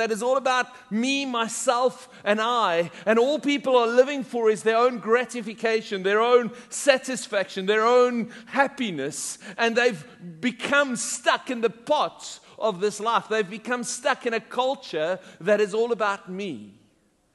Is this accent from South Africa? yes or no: yes; South Africa; moved away; when I was growing up in South Africa